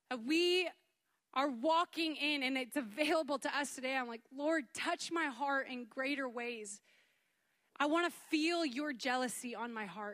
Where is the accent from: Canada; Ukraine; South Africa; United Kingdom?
Canada; moved away as an adult; now in United States; I'm from Canada